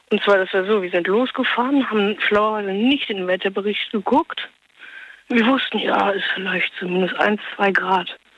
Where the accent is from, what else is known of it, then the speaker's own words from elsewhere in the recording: Norway; Und zwar, weiß bin ich 16 und ich bin Norweger.